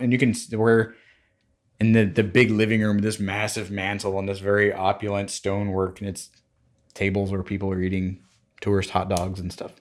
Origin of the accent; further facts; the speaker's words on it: United States; as an American